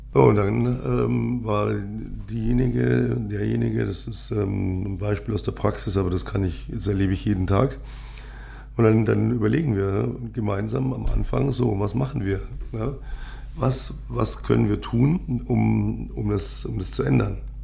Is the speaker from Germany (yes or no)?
yes; Munich, Bavaria, Germany; ich bin ja gebürtiger Münchner